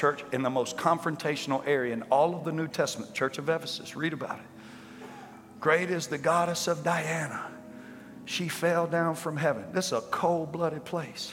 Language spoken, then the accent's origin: English; Louisiana, United States; I said, Louisiana